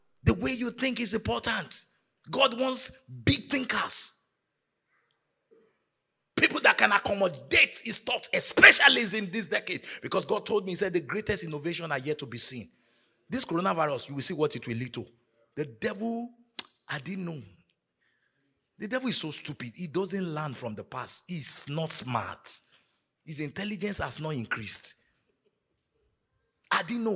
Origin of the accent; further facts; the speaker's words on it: Nigeria; moved away; growing up in Nigeria